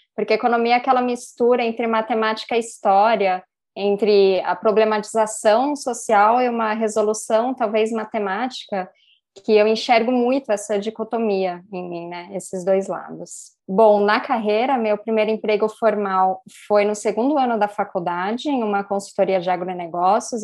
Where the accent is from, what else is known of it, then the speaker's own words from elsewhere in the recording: Vinhedo, São Paulo, Brazil; now in Campinas, Brazil; eu sou de São Paulo, é, eu mudei para Vinhedo bem novinha com os meus pais